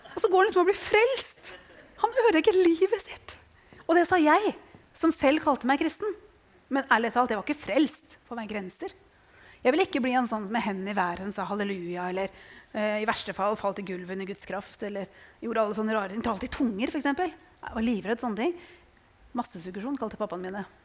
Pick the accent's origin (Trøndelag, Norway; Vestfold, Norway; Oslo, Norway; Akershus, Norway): Vestfold, Norway; Tønsberg; jeg er fra Tønsberg